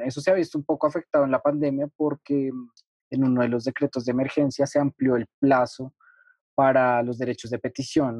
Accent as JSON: {"language": "Spanish", "country": "Colombia", "said": "yo como ciudadano colombiano"}